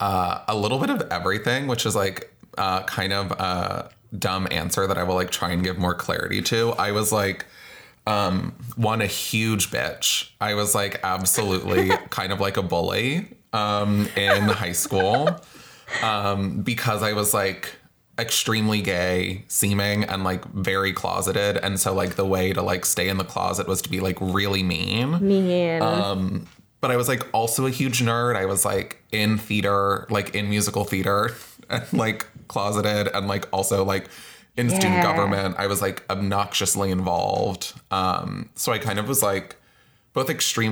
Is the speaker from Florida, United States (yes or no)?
yes; Florida, United States; now in San Francisco, United States; We're from Florida.